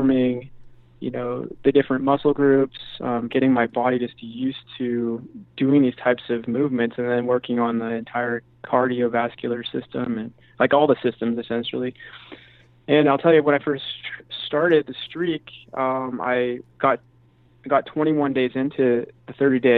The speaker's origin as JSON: {"language": "English", "area": "a little north of San Francisco", "region": "Northern California", "country": "United States", "tie": "born or raised there", "also_born_or_lived": "San Diego", "said": "originally grew up in Northern California, so just a little north of San Francisco."}